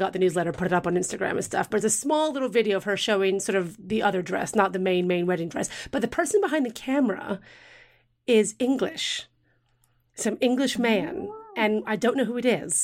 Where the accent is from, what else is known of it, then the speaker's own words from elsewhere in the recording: United States; moved away; I'm American